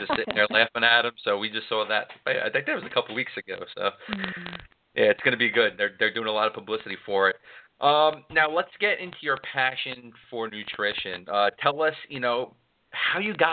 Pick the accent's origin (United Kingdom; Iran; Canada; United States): United States; New York City, New York; I grew up in Queens, New York.